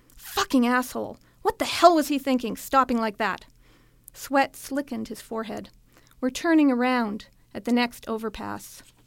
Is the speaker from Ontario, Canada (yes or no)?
no; Edmonton, Alberta, Canada; also born or lived in Saskatchewan / Thunder Bay / Japan / Calgary; I grew up in Edmonton. I was born in Saskatchewan, but my family moved here when I was eight.